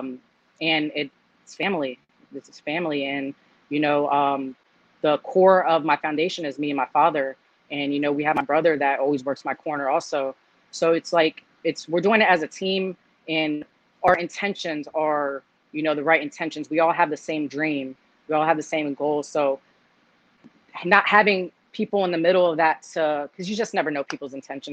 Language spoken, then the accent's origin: English; United States; I am Cuban blood, but I was born here in America